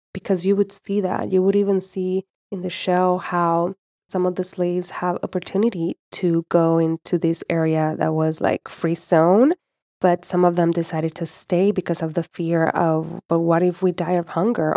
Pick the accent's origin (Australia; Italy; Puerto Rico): Puerto Rico; I was born and raised in Puerto Rico